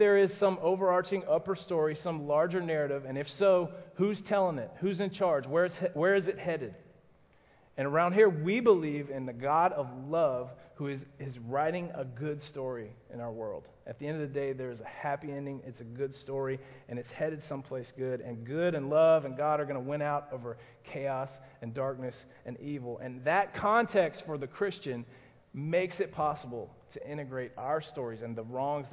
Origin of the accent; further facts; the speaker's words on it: Atlanta, Georgia, United States; I'm from Atlanta